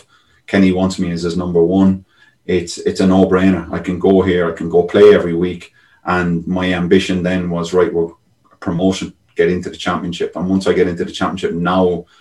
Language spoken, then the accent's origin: English; Ireland; moved away as an adult; you grow up as an Irish kid